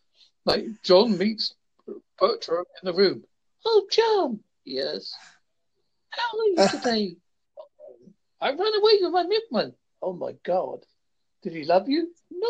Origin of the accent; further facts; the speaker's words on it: Essex, East of England, United Kingdom; now in Devon, United Kingdom; I'm from Essex.